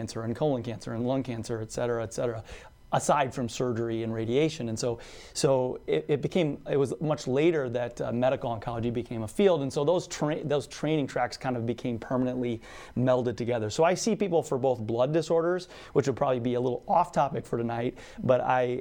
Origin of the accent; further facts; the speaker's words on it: Sioux Falls, South Dakota, United States; also born or lived in Nebraska / Minnesota; I'm actually from Sioux Falls and born and raised there.